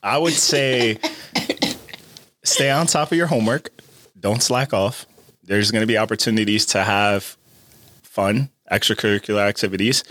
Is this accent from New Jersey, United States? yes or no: yes; Perth Amboy, New Jersey, United States; especially in my hometown. So for me, it's like, yeah, we don't have a lot of people that come out to Perth Amboy and talk to you know us in the high school